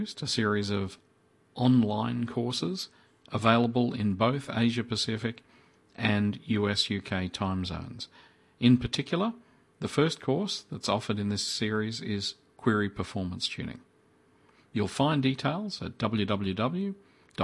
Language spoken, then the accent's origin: English; Brisbane, Queensland, Australia; now in Melbourne, Australia; I grew up in Brisbane myself